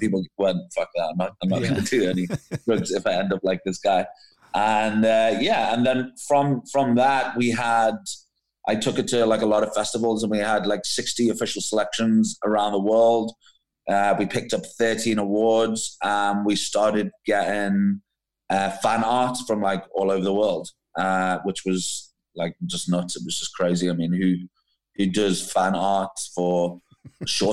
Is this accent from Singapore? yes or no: no; Liverpool, North West England, United Kingdom; moved away as an adult; now in Cape Town, South Africa; originally I'm actually from Liverpool.